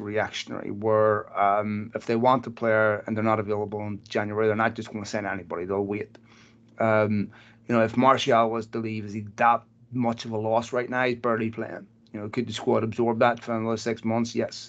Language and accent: English; Belfast, Northern Ireland, United Kingdom; I knew when I was a kid growing up in Belfast